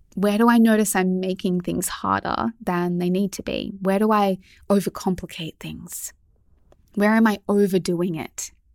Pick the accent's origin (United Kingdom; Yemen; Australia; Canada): Australia; Melbourne, Victoria; moved away as an adult; also born or lived in Sydney; I grew up in Melbourne